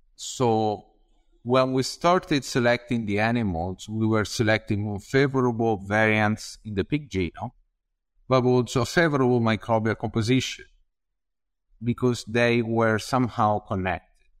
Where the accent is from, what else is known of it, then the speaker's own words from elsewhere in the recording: Tuscany, Italy; moved away as an adult; also born or lived in Padua, Italy; I'm from Tuscany, from Anubis outside of the city, just an hour